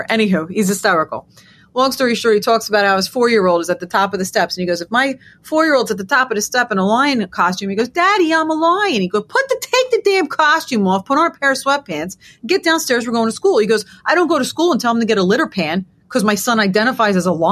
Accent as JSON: {"language": "English", "region": "New York", "country": "United States", "said": "I don't know about you, being a New Yorker as well, but I'm walking around looking at all my, I got tons of Jewish friends"}